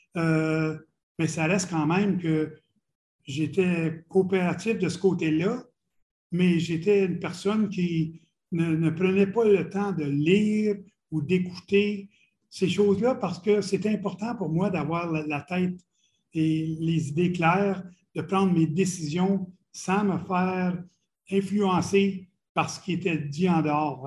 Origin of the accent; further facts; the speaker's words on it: Ottawa region, Ontario, Canada; moved away; also born or lived in Montreal / Boston / Quebec City; j'ai grandi dans la région d'Ottawa, qui est deux heures de Montréal.